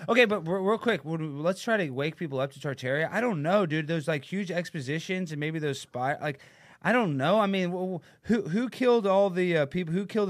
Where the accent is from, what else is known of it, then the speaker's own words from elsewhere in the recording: Dallas, Texas, United States; I'm born and raised in Dallas